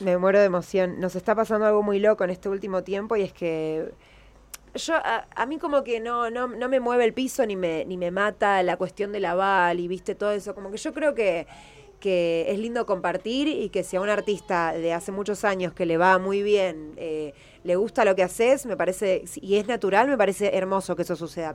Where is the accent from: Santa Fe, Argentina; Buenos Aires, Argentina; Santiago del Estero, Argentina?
Buenos Aires, Argentina; soy más porteña que el obelisco y María Casán